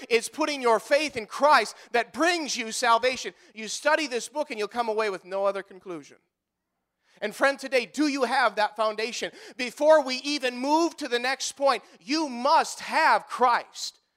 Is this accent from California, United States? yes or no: no; Marquette, Iowa, United States; I grew up here. I grew up in Marquette, Iowa.